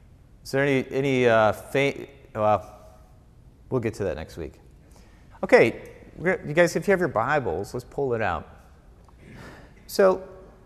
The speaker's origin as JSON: {"language": "English", "region": "Wisconsin", "country": "United States", "moved": "yes", "said": "I was from Wisconsin."}